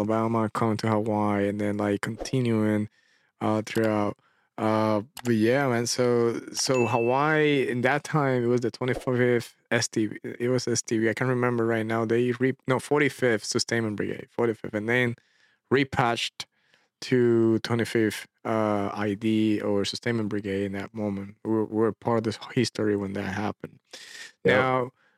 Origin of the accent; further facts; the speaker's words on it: Puerto Rico; moved away; I'm from Puerto Rico, from the island of Puerto Rico